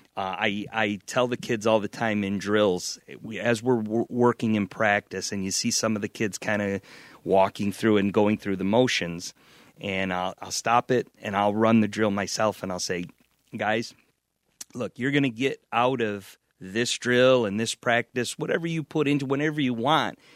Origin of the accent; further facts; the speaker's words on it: Niagara Falls, New York, United States; also born or lived in Wheatfield, New York; I grew up in Niagara Falls